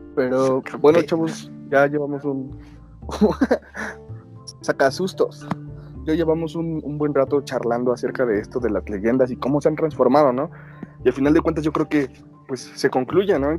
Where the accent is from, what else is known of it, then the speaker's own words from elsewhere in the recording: Mexico; nuestra antigüedad como mexicanos